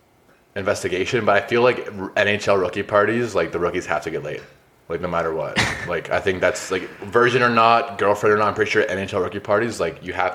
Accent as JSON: {"language": "English", "town": "Calgary", "region": "Alberta", "country": "Canada", "said": "We're literally from Calgary."}